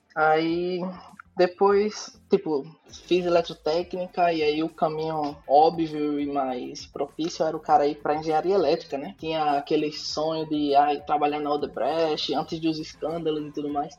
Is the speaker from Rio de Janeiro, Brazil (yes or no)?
no; Maceió, Alagoas, Brazil; moved away as an adult; now in Stockholm, Sweden; sou de Maceió e atualmente eu moro em Estocolmo, na Suécia. Estou aqui há seis meses.